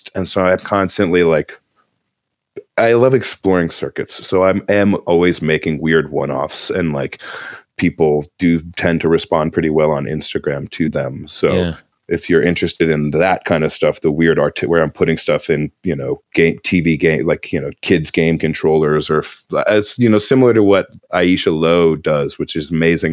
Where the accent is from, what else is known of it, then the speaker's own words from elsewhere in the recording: New Jersey, United States; moved away as an adult; also born or lived in Philadelphia; now in North Carolina, United States; I'm originally from New Jersey